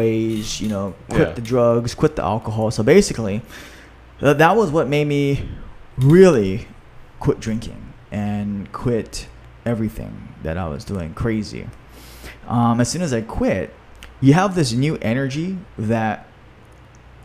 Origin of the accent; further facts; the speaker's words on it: Hawaii, United States; my home state of Hawaii